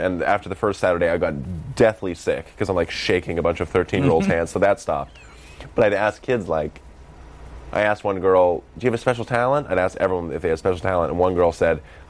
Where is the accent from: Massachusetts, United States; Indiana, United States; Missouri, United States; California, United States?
Massachusetts, United States; Boston; accent: Boston; that's my Boston accent